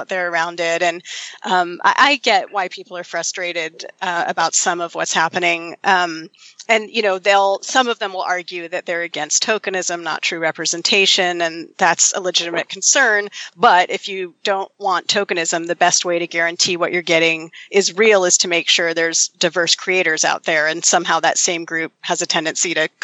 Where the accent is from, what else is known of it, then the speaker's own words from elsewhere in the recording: Berkeley, California, United States; I grew up in Berkeley